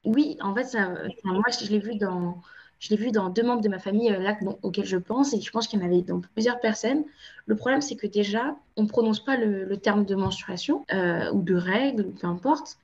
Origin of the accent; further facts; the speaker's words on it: France; also born or lived in Cape Verde (ancestry); je suis originaire du Cap-Vert, mais je suis née en France, j'ai grandi en France